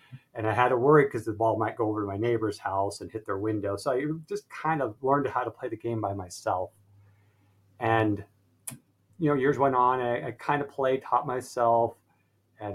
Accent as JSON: {"language": "English", "town": "Salt Lake City", "region": "Utah", "country": "United States", "tie": "born or raised there", "said": "I was born and raised in Salt Lake City, Utah"}